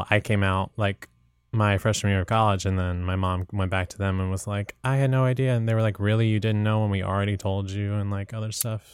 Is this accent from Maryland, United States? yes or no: no; Portsmouth, Virginia, United States; I'm originally from Virginia, this mm. really mm-hmm. small town called Portsmouth, Virginia.